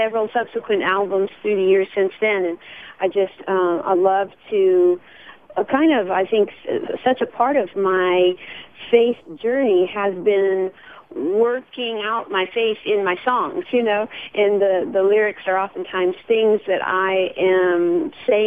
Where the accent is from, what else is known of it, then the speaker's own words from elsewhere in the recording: Southern California, United States; moved away as an adult; now in Tennessee, United States; I grew up in Southern California here in the States, and was born and raised there